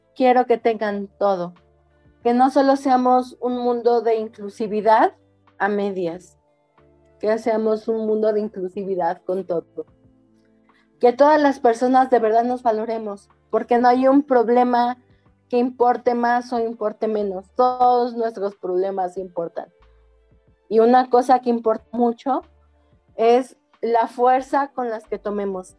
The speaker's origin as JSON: {"language": "Spanish", "country": "Mexico", "said": "nosotras como mexicanas, como mexicanos, como cultura"}